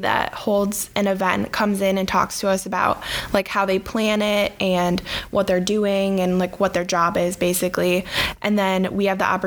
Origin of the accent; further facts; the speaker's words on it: Beulah, Michigan, United States; moved away as an adult; now in Marquette, United States; I'm from the Lower Peninsula in a little town called Beulah, Michigan